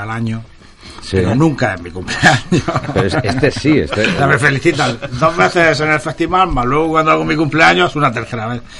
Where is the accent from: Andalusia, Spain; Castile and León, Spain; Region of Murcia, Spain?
Andalusia, Spain; Marchal; en mi pueblo es el Marchal